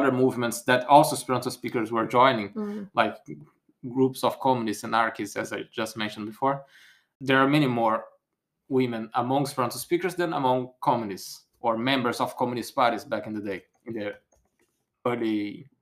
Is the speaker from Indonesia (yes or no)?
no; Brazil; first language Portuguese; English is a second language; also born or lived in France; now in United Kingdom; Because I was born in Brazil, I had no other choice. I had to speak Portuguese